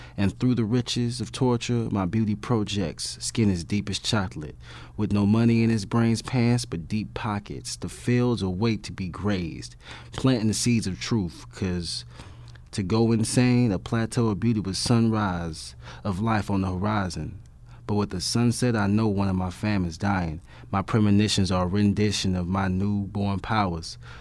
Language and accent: English; Compton, California, United States; I'm from Compton, California, in Los Angeles, East Compton.